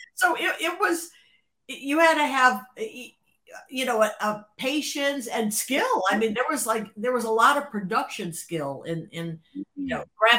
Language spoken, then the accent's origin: English; Cleveland, Ohio, United States; moved away as an adult; now in Los Angeles, United States; growing up in Cleveland, Cleveland is uh, it, it's just by nature of the suburbs